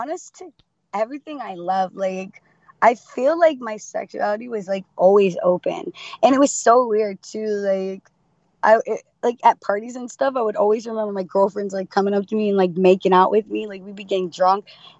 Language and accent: English; Florida, United States; Florida, baby.